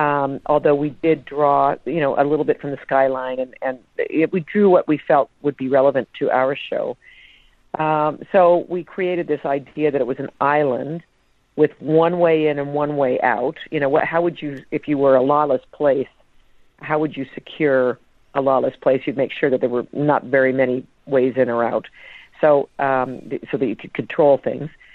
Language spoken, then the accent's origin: English; Canada; moved away; also born or lived in United States; I grew up, uh, in Canada